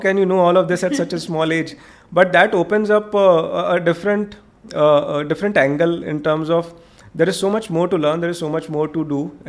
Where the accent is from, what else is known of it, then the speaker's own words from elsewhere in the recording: Varanasi, Uttar Pradesh, India; moved away; But for me, it's my own hometown. It's the lanes and the roads that I've kind of traveled.